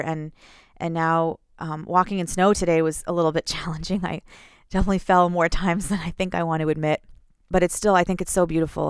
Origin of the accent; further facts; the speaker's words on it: Houston, Texas, United States; moved away as an adult; also born or lived in northern Minnesota; now in Minnesota, United States; I'm from Houston